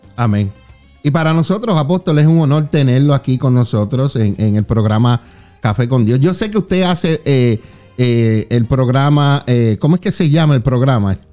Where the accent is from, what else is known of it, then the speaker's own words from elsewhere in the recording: Juana Díaz, Puerto Rico; Yo soy del barrio Lomas de Juana Díaz